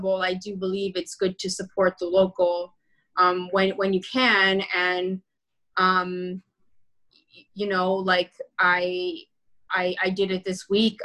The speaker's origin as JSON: {"language": "English", "town": "Toronto", "region": "Ontario", "country": "Canada", "tie": "born or raised there", "said": "I was born in Rexdale and I grew up right behind the Rexdale Mall for a bit of my childhood."}